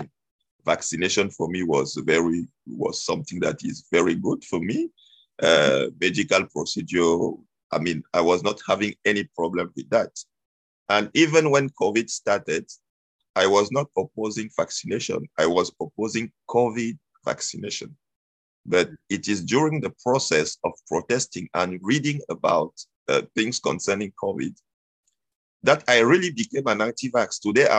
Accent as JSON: {"language": "English", "country": "Cameroon", "tie": "born or raised there", "moved": "as an adult", "lives_now": "Quebec, Canada", "said": "I was born and raised in Cameroon. It's a country in Africa. And I came here in Canada in 2012."}